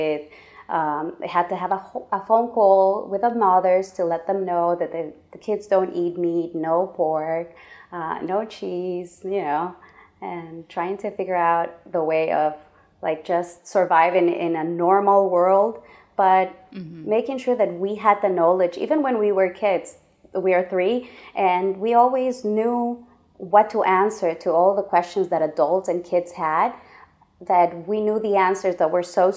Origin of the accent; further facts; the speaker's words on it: Ecuador; I am from Ecuador, the belly button of the world.